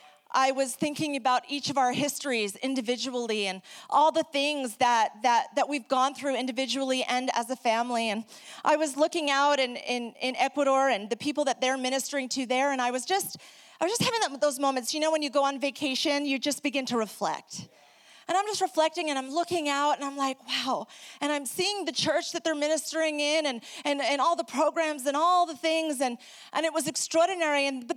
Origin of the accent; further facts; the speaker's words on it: New York, United States; also born or lived in South America; If you're trying to figure out my accent, don't try. I am originally from New York. I grew up in South America, hablando español.